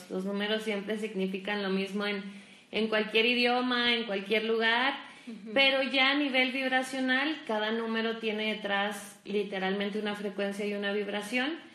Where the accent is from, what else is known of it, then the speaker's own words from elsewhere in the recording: Durango, Mexico; también soy duranguense.